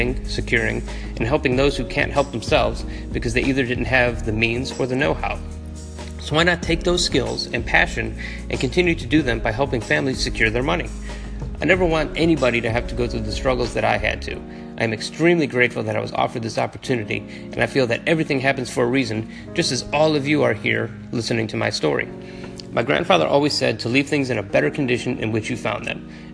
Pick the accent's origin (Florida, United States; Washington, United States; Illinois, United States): Illinois, United States; Berwyn; I grew up in Berwyn, Illinois, 37th and Ridgeland to be exact